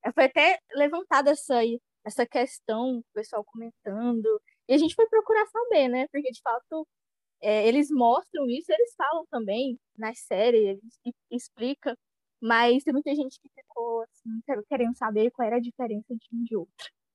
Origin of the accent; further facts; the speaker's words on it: Ceará, Brazil; E eu sou do Ceará